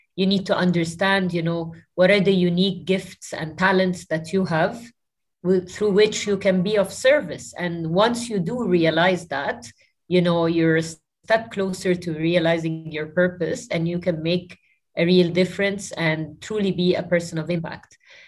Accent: New Zealand; born there; I was born in New Zealand, and I lived in close to 7 or 8 countries throughout my life.

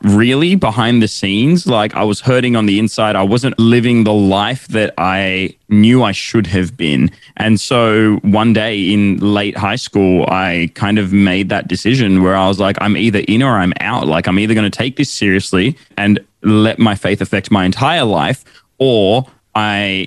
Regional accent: Sydney, New South Wales, Australia; I was born in Sydney. My family are originally from India, though, and they moved here before I was born

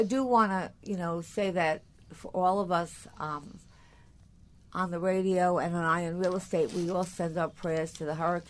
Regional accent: Long Island, New York, United States; now in New York City, United States; I'm from Long Island, and I live in the city now

